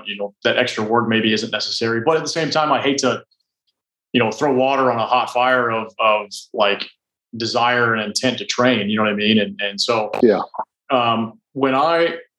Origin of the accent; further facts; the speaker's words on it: Indiana, United States; moved away; also born or lived in Nashville; I'm from Indiana